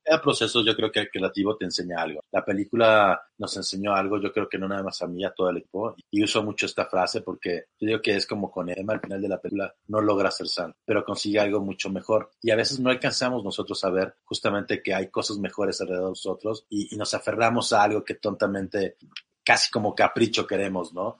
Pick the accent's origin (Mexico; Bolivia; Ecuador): Mexico; Acapulco, Guerrero; moved away; Yo que soy de Acapulco, como bien dices, llego a la ciudad y wow, es muy fuerte